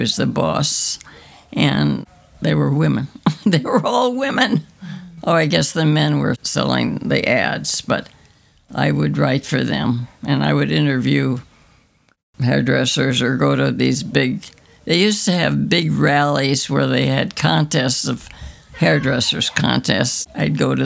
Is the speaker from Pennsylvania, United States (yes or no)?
no; Illinois, United States; I grew up in Illinois in a little village